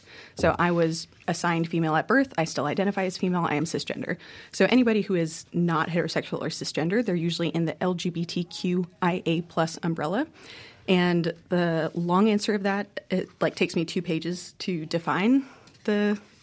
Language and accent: English; Mississippi, United States; also born or lived in Conway, Arkansas; I am from Mississippi. I grew up here